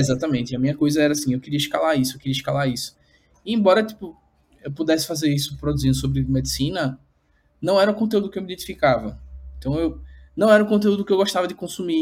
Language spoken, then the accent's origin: Portuguese; Recife, Pernambuco, Brazil; sou daqui de Recife